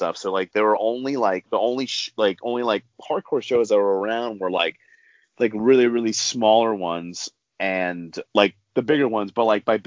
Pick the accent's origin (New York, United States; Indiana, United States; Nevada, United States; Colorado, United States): New York, United States; so I grew up in New York